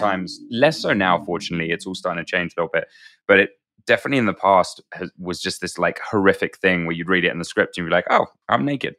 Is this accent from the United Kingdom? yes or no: yes; United Kingdom; being British